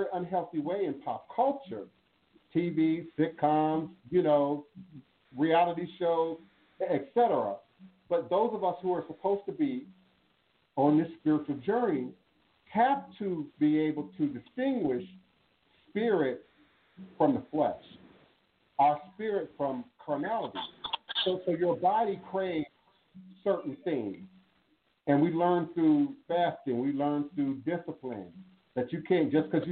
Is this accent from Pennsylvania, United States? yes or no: no; Washington, District of Columbia, United States; also born or lived in Chicago, Illinois; he moved us to the DMV